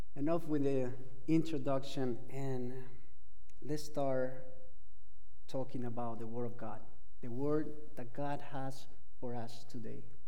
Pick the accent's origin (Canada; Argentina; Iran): Argentina; English is a second language; moved away as an adult; I am from Argentina. I've been here in this country for quite a while. Uh, I've been in this country for 20 years, uh, but I cannot get rid of my accent